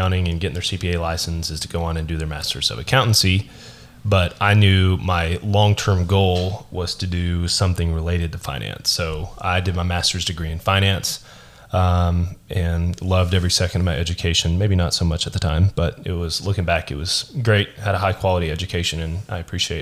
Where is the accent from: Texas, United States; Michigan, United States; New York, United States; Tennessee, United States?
Tennessee, United States; Smyrna; I was born and raised here in Smyrna.